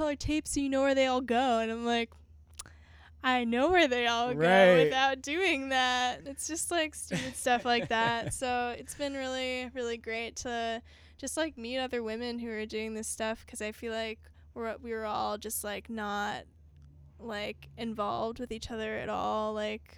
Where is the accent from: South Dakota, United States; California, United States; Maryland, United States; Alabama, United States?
Maryland, United States; moved away; I'm from Maryland originally, so it's always good to go back and chill at my parents' house